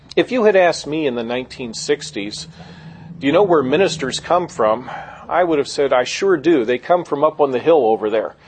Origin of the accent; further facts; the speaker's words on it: Gettysburg, Pennsylvania, United States; I grew up in Gettysburg, Pennsylvania